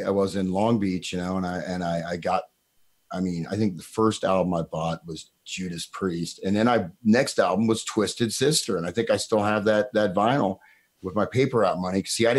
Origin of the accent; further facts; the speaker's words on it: Tamil Nadu, India; I know you can, Jan, because I'm from Tamil Nadu and I am born in India.